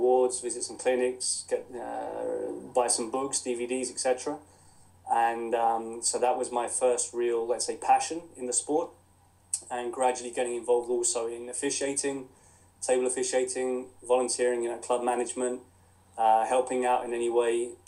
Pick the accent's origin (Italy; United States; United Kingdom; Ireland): United Kingdom; Crawley, South East England; as you can tell from the accent, I was born and brought up in England, in Crawley in West Sussex.